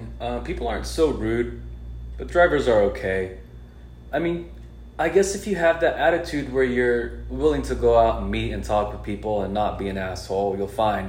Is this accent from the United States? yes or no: yes; Los Angeles, California, United States; moved away as an adult; now in Columbus, United States; I'm from California, from LA.